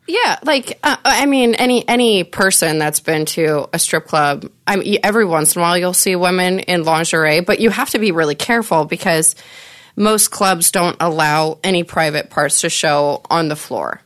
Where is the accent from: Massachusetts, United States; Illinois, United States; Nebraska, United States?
Nebraska, United States; I'm from Nebraska originally